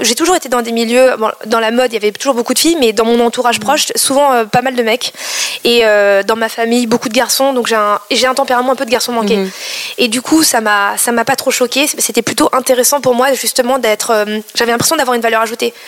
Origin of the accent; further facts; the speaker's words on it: Paris, Île-de-France, France; first language Cambodian; je suis née en France, à Paris, dans le 13e